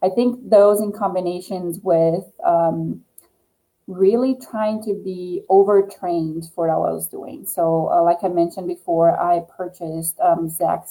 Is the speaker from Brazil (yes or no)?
yes; Brazil; moved away as an adult; I'm from originally from Brazil. So that's what I did in Brazil as a professional athlete